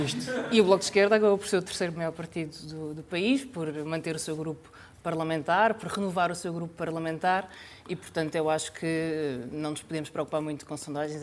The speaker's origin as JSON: {"language": "Portuguese", "region": "Alentejo", "country": "Portugal", "tie": "born or raised there", "said": "eu nasci no Alentejo"}